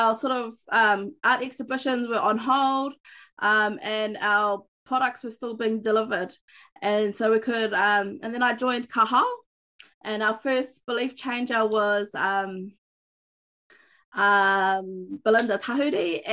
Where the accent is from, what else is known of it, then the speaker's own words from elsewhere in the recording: Auckland, New Zealand; moved away as an adult; now in Far North, New Zealand; I was fortunate to grow up in Te Reo Māori and Kura Kaupapa in Auckland, in the big city